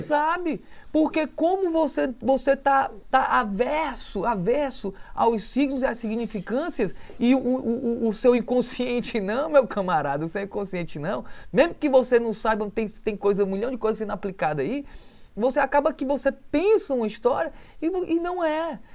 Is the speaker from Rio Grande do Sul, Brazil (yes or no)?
no; Canindé, Ceará, Brazil; moved away; eu que cresci embaixo de mangueiras, então uma fotografia que possa ter uma mangueira frutosa grande já me remete à minha infância incondicionalmente, direto, já me leva lá para o meu interior do Ceará, ali para Canidé